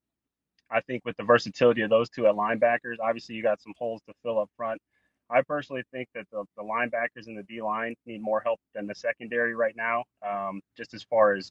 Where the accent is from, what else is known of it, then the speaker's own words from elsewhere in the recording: Illinois, United States; I was born in Illinois.